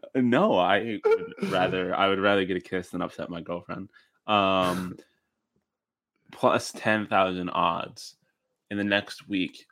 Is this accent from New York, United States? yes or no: yes; Buffalo, New York, United States; I'm from Buffalo